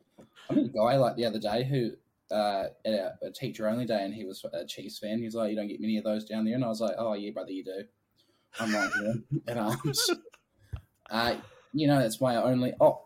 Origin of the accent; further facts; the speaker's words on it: Wellington, New Zealand; also born or lived in Hamilton; now in Dunedin, New Zealand; Where do I live now? I'm in Dunedin currently. But I work in Balclutha, but originally from Wellington. And then the thing I don't probably like to share too much is that I was born in Hamilton